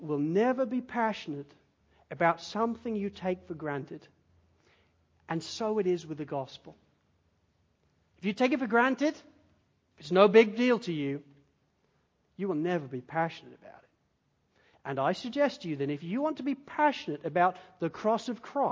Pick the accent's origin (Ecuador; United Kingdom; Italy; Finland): United Kingdom; Spalding, East Midlands; moved away; I grew up in Spalding in Lincolnshire